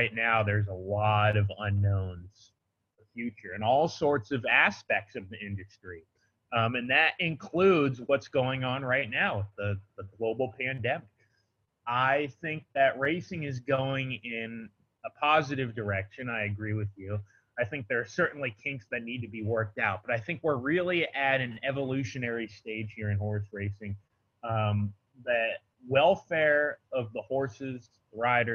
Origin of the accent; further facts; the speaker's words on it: Del Mar, California, United States; I'm from Del Mar, and I was at Del Mar when I was a kid